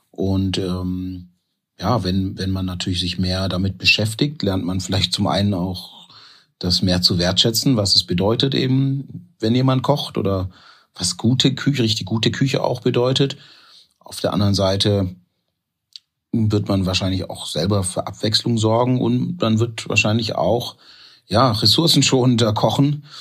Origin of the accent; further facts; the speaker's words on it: Stuttgart, Baden-Württemberg, Germany; also born or lived in Ghana / North Sea coast; now in Essen, Germany; ich bin in Ghana geboren aber ich bin halt in, in Stuttgart aufgewachsen